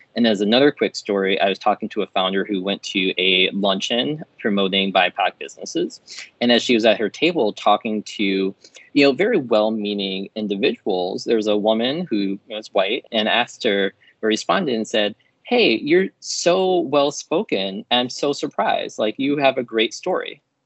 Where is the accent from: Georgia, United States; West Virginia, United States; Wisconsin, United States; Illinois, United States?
Illinois, United States; Chicago; I grew up in Chicago on the south side of the city in a predominantly black neighborhood.